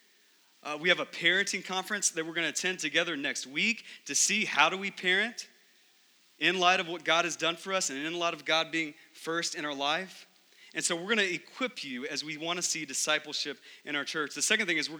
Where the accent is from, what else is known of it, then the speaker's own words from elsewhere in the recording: Texas, United States; growing up in Texas